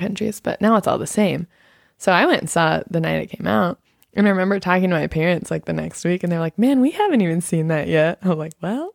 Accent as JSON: {"language": "English", "country": "United States", "said": "as an American"}